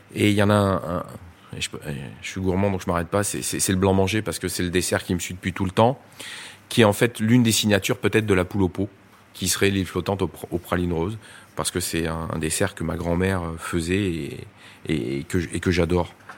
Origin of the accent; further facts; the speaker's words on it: Drôme, Auvergne-Rhône-Alpes, France; je suis né dans la Drôme